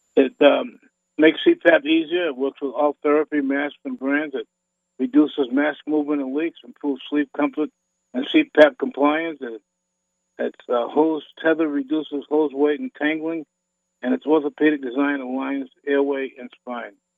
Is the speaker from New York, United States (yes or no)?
no; Boston, Massachusetts, United States; a fat little kid growing up in Boston